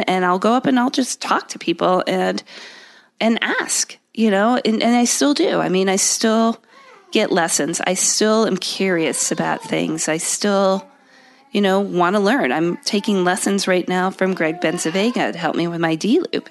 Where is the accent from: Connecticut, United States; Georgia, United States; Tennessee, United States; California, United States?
Connecticut, United States; also born or lived in London, England; I grew up in Connecticut